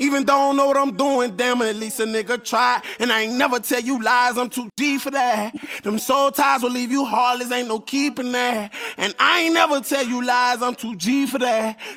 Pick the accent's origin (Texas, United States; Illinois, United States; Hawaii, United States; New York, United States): Illinois, United States; Chicago; I'm from Chicago. I'm behind my town.